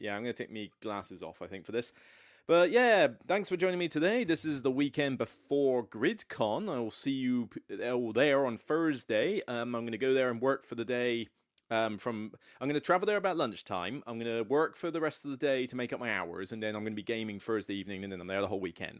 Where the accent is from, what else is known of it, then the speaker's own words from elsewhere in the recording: Taunton, South West England, United Kingdom; moved away; my hometown of Taunton, which, um, as much as I came from Taunton